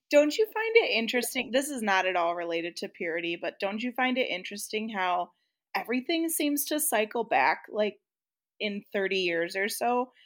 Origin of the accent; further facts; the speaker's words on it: Midwest, United States; I grew up in the Midwest